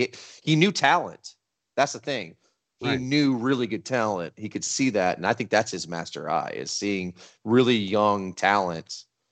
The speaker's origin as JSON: {"language": "English", "region": "Texas", "country": "United States", "said": "Being a Texan of our age"}